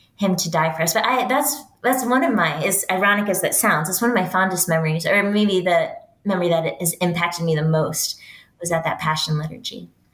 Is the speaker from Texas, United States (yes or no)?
yes; West Texas, United States; I am a Texan and I'm proud of it. I grew up in West Texas.